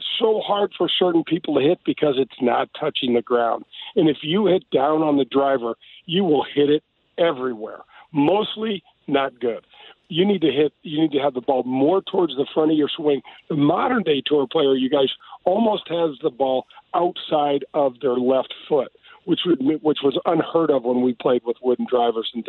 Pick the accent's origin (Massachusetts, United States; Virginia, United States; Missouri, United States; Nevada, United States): Missouri, United States; North County; I grew up in North County